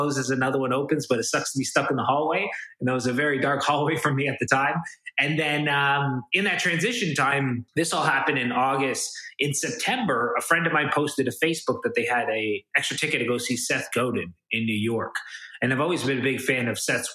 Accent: Toronto, Ontario, Canada; I'm kind of born and raised in Toronto, Canada

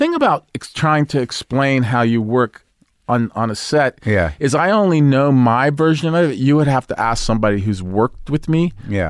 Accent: Brooklyn, New York, United States; accent: Brooklyn; because I was from Brooklyn, I was born in Brooklyn, but I went into the audition with a Brooklyn accent

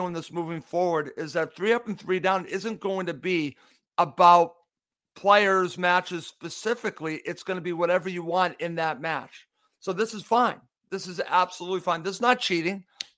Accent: United States; I'm an American

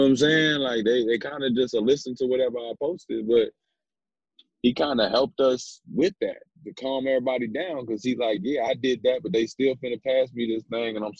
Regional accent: Chicago, Illinois, United States; moved away as an adult; also born or lived in New York; being a Chicago kid

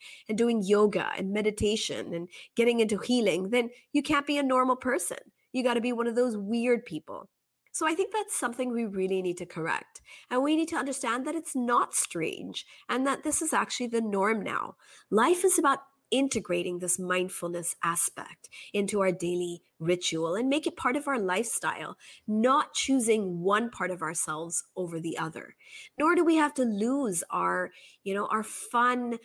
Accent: Kobe, Hyogo, Japan; I grew up in Japan in a small town called Kobe

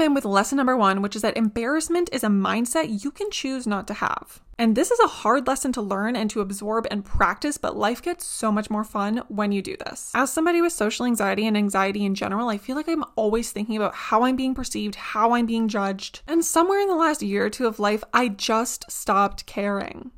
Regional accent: Canada; being Canadian is a little bit trickier

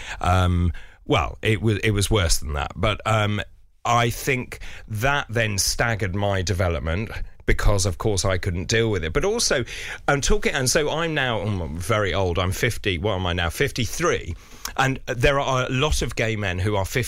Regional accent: London, United Kingdom; when I was growing up in London

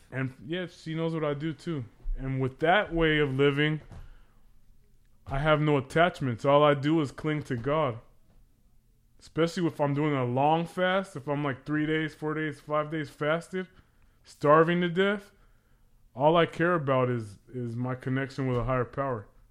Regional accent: Los Angeles, California, United States; I grew up in Pacoima

